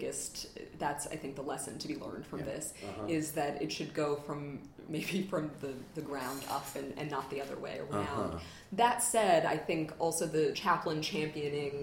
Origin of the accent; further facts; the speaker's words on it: Chicago, Illinois, United States; I grew up in Chicago on the University of Chicago campus